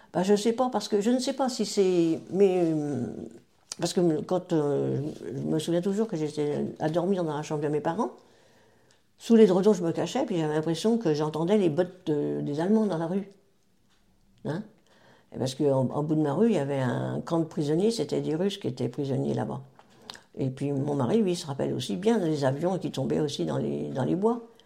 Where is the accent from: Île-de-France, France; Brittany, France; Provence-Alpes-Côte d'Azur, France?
Île-de-France, France; Taverny; je suis née euh, à Taverny, donc, en 1941